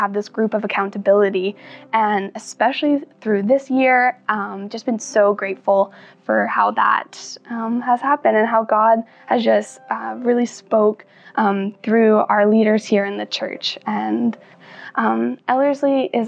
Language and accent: English; Langley, British Columbia, Canada; moved away as an adult; now in Edmonton, Canada; I'm from Langley, BC. I grew up with a loving family and attentive parents